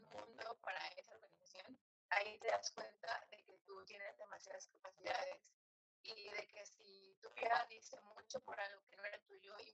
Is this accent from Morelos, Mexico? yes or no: yes; Cuernavaca, Morelos, Mexico; moved away as an adult; now in Irapuato, Mexico; Eh, soy originalmente de Cuernavaca, Morelos, pero hace unos cinco años es que estoy aquí en Irapuato.